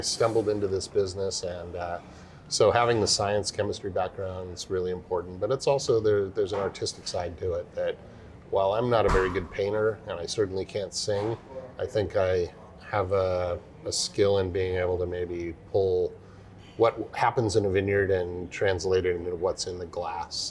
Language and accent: English; California, United States; I grew up in Lake Tahoe, up in the mountains uh, mm-hmm. of California